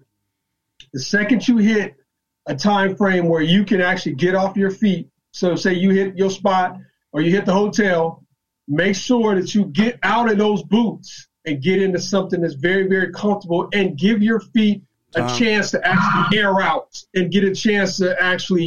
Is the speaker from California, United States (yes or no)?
yes; California, United States; now in North Carolina, United States; I'm from California